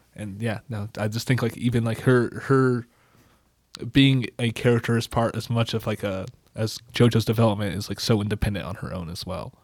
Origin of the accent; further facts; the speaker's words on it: United States; I'm a white blue-eyed American dude